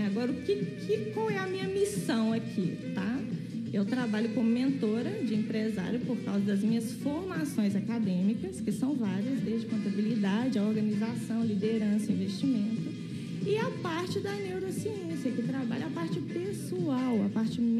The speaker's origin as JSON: {"language": "Portuguese", "town": "Visconde do Rio Branco", "region": "Minas Gerais", "country": "Brazil", "moved": "yes", "said": "quando eu conheci o método, que eu né, saí de Visconde do Rio Branco, fui estudar fora"}